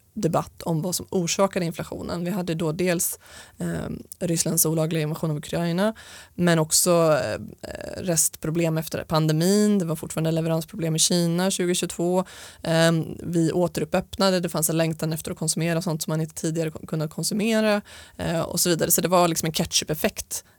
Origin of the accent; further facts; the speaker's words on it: Stockholm, Stockholm County, Sweden; jag är uppvuxen med min mamma i Stockholm